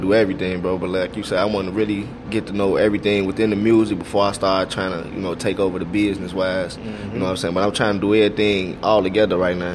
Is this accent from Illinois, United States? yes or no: yes; Chicago, Illinois, United States; I'm so Chicago